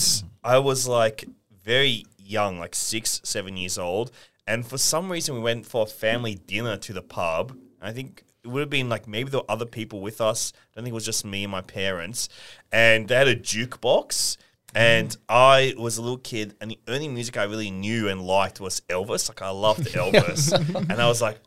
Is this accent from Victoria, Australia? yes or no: no; Sydney, New South Wales, Australia; moved away; also born or lived in Leichhardt, Sydney; for most of my formative years, probably were, I was living in Dulwich Hill